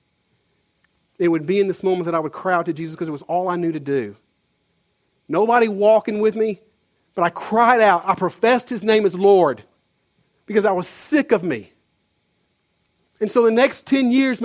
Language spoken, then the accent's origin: English; Conway, Arkansas, United States; moved away as an adult; There's no jobs in my hometown, Conway.